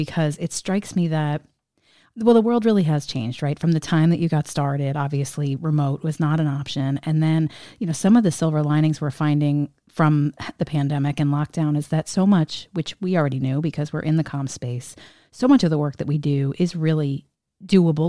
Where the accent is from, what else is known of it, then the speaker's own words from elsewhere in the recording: New Jersey, United States; I'm from New Jersey, so everything sounds blunt to me